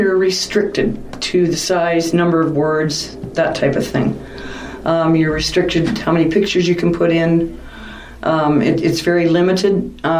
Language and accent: English; Collingwood, Ontario, Canada; moved away as an adult; now in Wasaga Beach, Canada; I'm originally from Collingwood